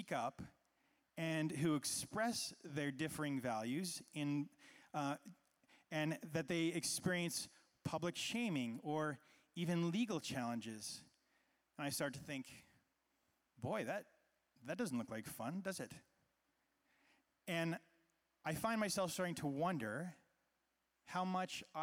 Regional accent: Canada; I was growing up in Canada, which, as we know, is a pretty peaceful place

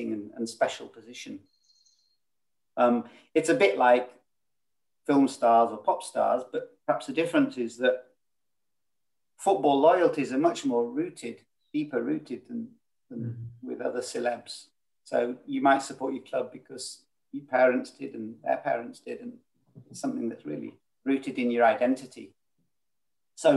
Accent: South Lake District, North West England, United Kingdom; I come from South Lake District. So Northern England feels, more at home.

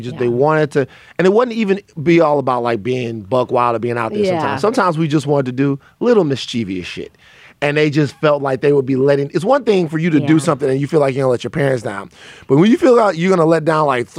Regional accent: Southern Louisiana, United States; born or raised there

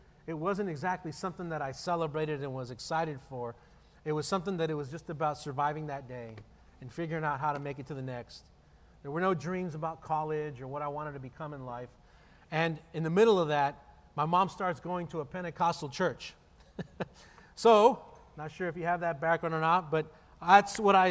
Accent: El Paso, Texas, United States; born and raised in El Paso, and I grew up in a really difficult circumstance

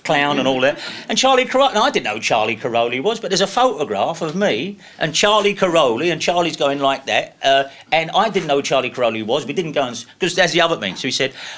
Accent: London, United Kingdom; I'm from Deptford

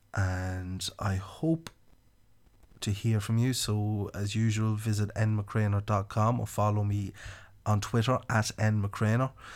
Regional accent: County Louth, Ireland; accent: country; also born or lived in Copenhagen, Denmark; I'm from County Louth in, uh, the Republic of Ireland

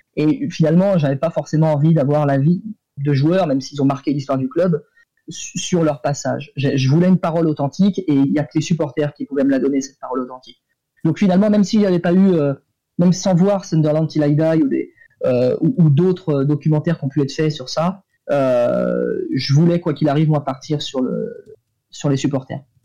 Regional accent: France; en tant que Français

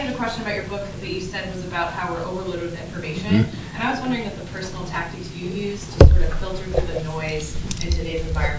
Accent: Tarrant County, Texas, United States; moved away; also born or lived in Colleyville, Texas; I'm a student here at the Bay School, and I'm from Tarrant County.

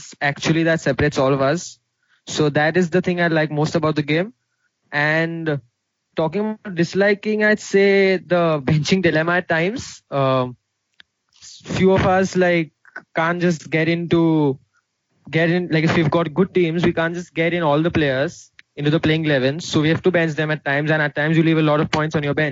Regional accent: India; also born or lived in Mumbai; I am an Indian, as you all know. I live in the city of Mumbai.

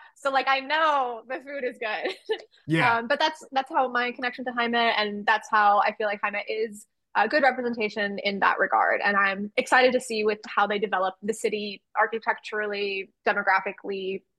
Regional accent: Los Angeles, California, United States; here in Burbank, I live near the area, I'm from Los Angeles. We have a big Armenian population

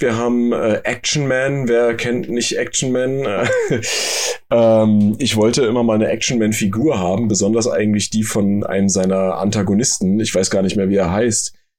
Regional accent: Germany; bei uns in Deutschland

